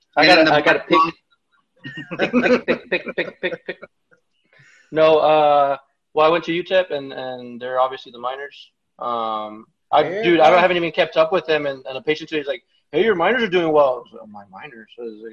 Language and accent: English; Presidio, Texas, United States; moved away as an adult; also born or lived in Alpine, Texas / El Paso, Texas / San Antonio, Texas; I was born in Alpine, Texas. It's a small town in West Texas.